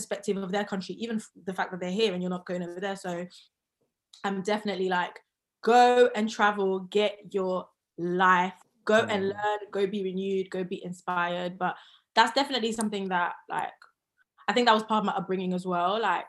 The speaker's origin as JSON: {"language": "English", "region": "London", "country": "United Kingdom", "said": "Southeast London. I'm a Southside babe, no matter"}